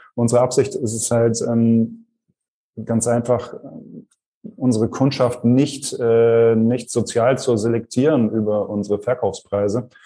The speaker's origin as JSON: {"language": "German", "country": "Germany", "said": "bei uns in Deutschland"}